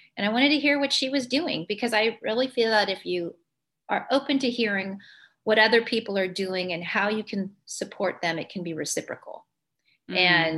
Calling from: San Diego, California, United States; also born or lived in Illinois; I'm calling in from San Diego, California.

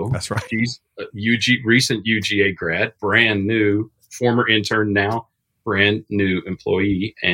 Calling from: West Virginia, United States; I am uh, tuned in from West Virginia, Mountain Mama.

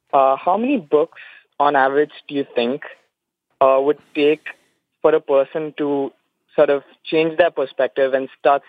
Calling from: Dubai, United Arab Emirates; I'm calling from Dubai, UAE, actually.

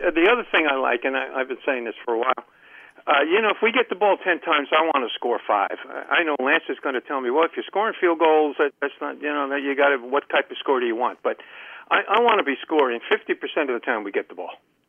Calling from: Columbia, Maryland, United States; from Columbia, Maryland.

